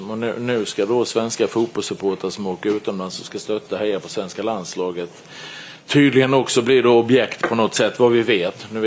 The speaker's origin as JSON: {"language": "Swedish", "country": "Sweden", "said": "som svensk så blir man, nej, jag är jätteledsen."}